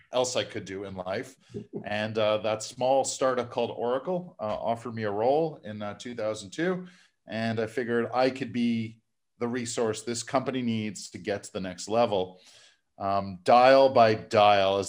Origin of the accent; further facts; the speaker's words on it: Montreal, Quebec, Canada; here in my hometown of Montreal